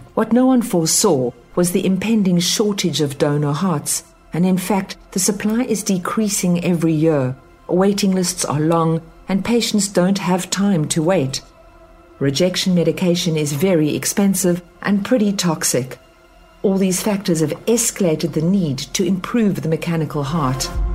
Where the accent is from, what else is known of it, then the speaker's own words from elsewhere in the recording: South Africa; Growing up in South Africa